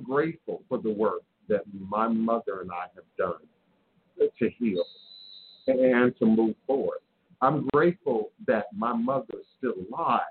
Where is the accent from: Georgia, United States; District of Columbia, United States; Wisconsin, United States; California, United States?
District of Columbia, United States; Washington; growing up in Washington, D.C. in the 1970s